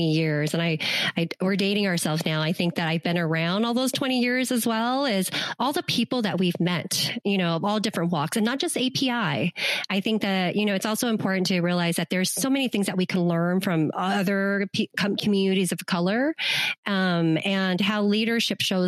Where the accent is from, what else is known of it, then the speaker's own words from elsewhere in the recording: Santa Ana, California, United States; we grew up in an apartment in Santa Ana